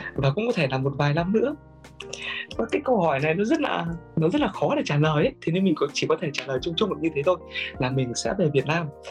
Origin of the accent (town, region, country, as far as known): Vietnam; now in Japan